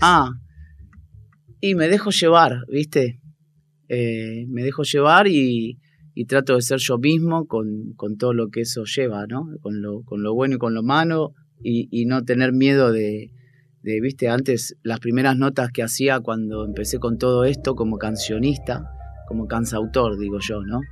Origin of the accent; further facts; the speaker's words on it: Buenos Aires, Argentina; moved away as an adult; also born or lived in Barcelona; now in Switzerland; nosotros somos todos de Parque Chacabuco, de Boedo e hinchas de San Lorenzo